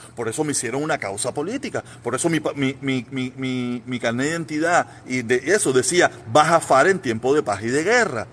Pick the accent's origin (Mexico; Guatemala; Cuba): Cuba; moved away as an adult; now in United States; yo me vine de Cuba en el 2021. En el 2001, ¿me entiendes? Finales de 2001